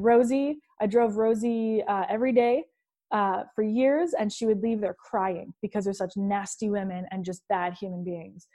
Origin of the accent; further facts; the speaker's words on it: Hamilton, Ontario, Canada; I'm from Hamilton, Ontario, Canada. It's a steel town